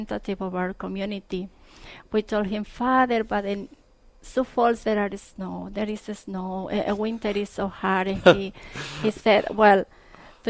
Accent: Coscomatepec, Veracruz, Mexico; moved away as an adult; I'm originally from Mexico. Coscomatepec, Veracruz is the name of my town.

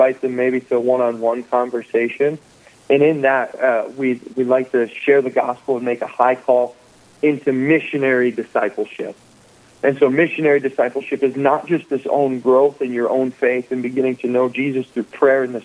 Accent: Dickinson, North Dakota, United States; moved away as an adult; also born or lived in Minnesota; I came from Dickinson, or I grew up in Dickinson, North Dakota

